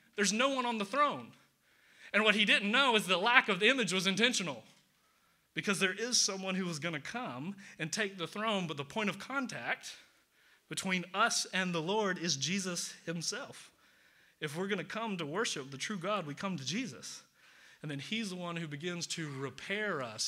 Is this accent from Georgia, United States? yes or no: yes; Atlanta, Georgia, United States; I'm from the South, from Atlanta.